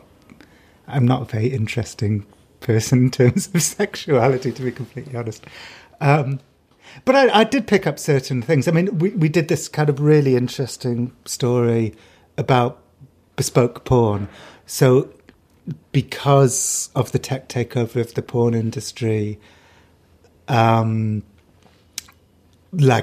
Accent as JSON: {"language": "English", "country": "United Kingdom", "said": "I'm British."}